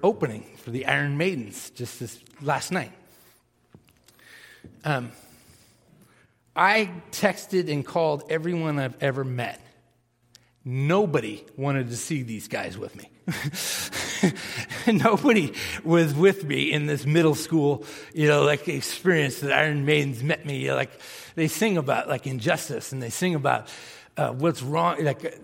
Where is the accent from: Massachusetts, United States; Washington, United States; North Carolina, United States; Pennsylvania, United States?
Massachusetts, United States; I grew up in Massachusetts.